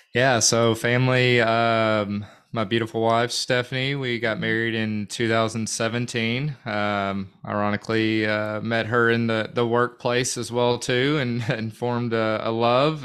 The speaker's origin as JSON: {"language": "English", "town": "North Little Rock", "region": "Arkansas", "country": "United States", "tie": "born or raised there", "also_born_or_lived": "Fort Smith", "said": "born and raised in North Little Rock, uh, Dogtown. I guess technically I was born in Fort Smith, but I moved to North Little Rock when I was in kindergarten"}